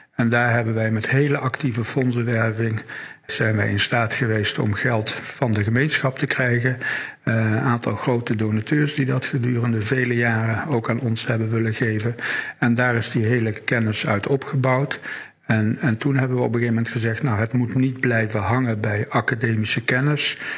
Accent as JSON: {"language": "Dutch", "town": "Wageningen", "region": "Gelderland", "country": "Netherlands", "tie": "born or raised there", "moved": "yes", "lives_now": "Limburg, Netherlands", "said": "geboren in Wageningen en al weer heel lang woonachtig in het Limburgse"}